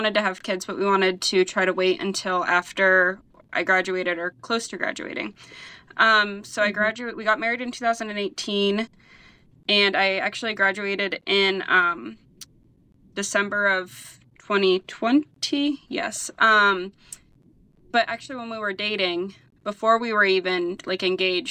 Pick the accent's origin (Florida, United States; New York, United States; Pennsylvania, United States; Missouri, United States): Pennsylvania, United States; Cambridge Springs; I'm from Cambridge Springs